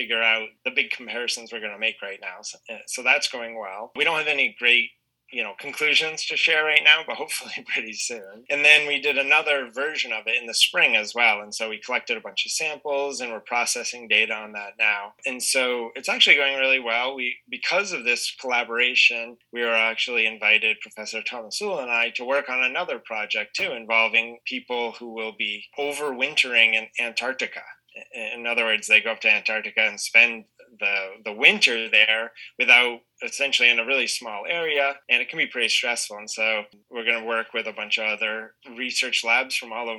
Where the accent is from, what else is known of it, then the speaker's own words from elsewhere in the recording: Maine, United States; moved away; So I'm actually from New England originally. So I was born and raised in Maine